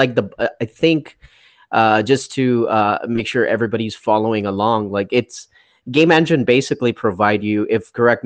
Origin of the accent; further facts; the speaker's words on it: India; Growing up in India